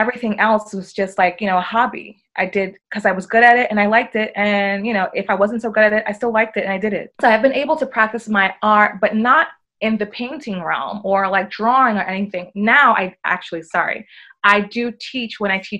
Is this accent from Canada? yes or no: no; United Kingdom; accent: British; I had all of that on my British accent and my, you know, designer clothes